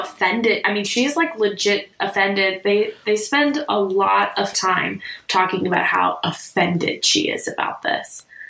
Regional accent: Chicago, Illinois, United States; moved away as an adult; also born or lived in Washington, D.C.; we're from the Chicago area

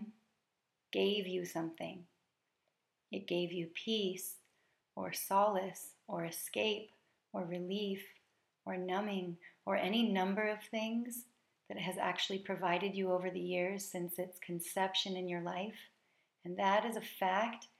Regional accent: United States; I am an American coming from a tradition that emphasizes gratitude on this day

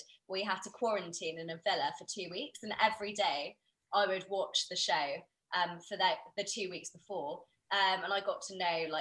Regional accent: United Kingdom; I'm Indian, where there's so many of us in the UK

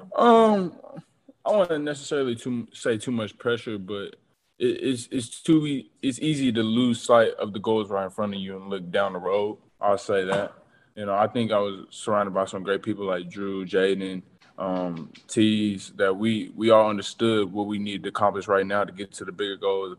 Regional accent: Tulsa, Oklahoma, United States; being able to play for my home state

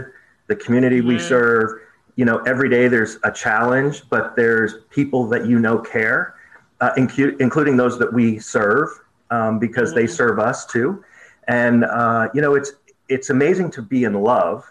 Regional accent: Vermont, United States; moved away as an adult; now in Selma, United States; I grew up in Vermont

